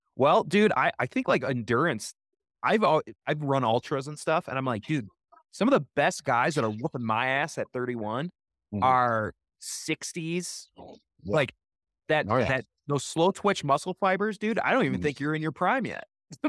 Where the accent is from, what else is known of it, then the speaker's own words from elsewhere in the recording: Oregon, United States; we're from Oregon, so we couldn't see the apartment.